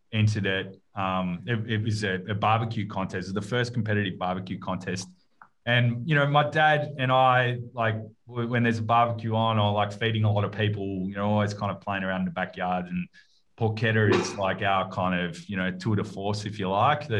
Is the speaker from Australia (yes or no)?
yes; Melbourne, Victoria, Australia; I grew up in Carlton, early days of, you know, in my early years